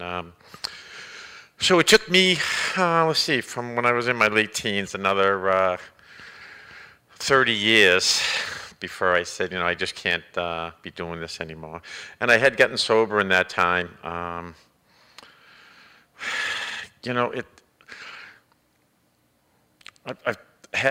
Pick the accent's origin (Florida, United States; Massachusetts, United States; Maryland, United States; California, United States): Massachusetts, United States; Boston; moved away; back when I was in my teens, and I come from Boston